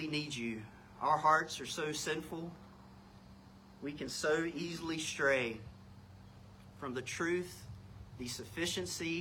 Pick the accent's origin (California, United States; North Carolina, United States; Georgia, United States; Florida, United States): North Carolina, United States; I was born in North Carolina.